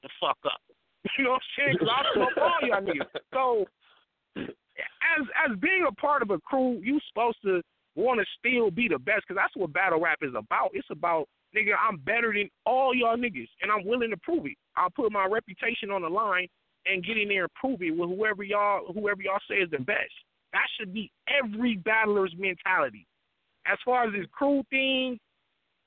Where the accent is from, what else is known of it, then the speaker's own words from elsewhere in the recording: the West, West Coast, United States; I'm from the West